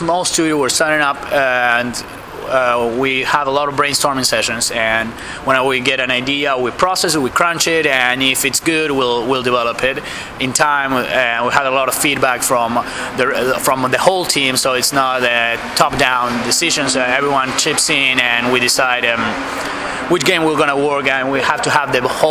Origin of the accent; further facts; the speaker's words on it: Argentina; I'm from Argentina